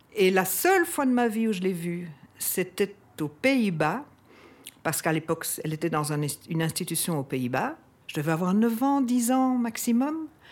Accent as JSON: {"language": "French", "town": "Brussels", "region": "Brussels-Capital Region", "country": "Belgium", "tie": "born or raised there", "said": "J'ai 66 ans et j'ai toujours habité Bruxelles."}